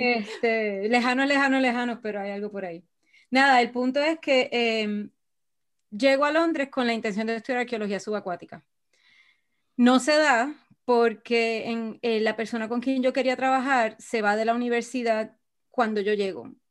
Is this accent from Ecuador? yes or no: no; Puerto Rico; moved away as an adult; also born or lived in Israel; Yo me fui de Puerto Rico para Israel